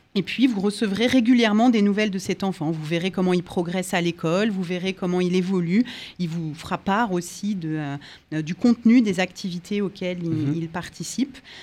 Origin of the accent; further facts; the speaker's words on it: France; chez nous en France